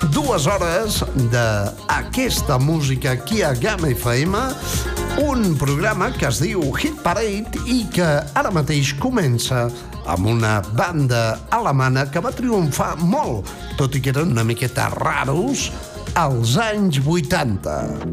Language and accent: Catalan; Bages, Catalonia, Spain; jo sóc del Bages